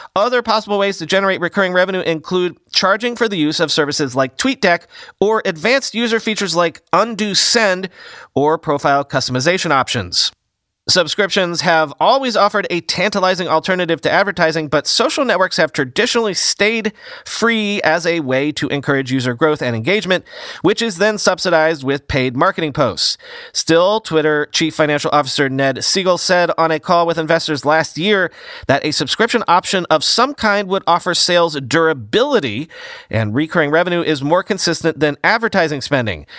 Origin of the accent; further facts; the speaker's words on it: United States; as an American